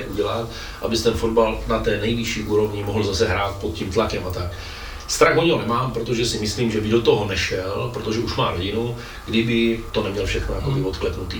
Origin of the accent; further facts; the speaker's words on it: Brno, South Moravian Region, Czechia; my v Brně